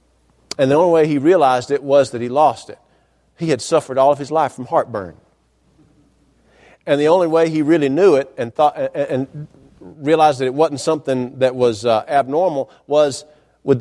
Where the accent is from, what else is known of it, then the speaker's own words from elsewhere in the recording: North Georgia, United States; I was growing up in North Georgia.